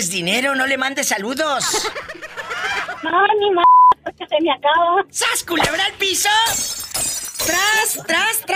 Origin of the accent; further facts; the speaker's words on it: Ciudad Acuña, Coahuila, Mexico; now in Del Rio, United States; Ah, soy de Acuña, Coahuila.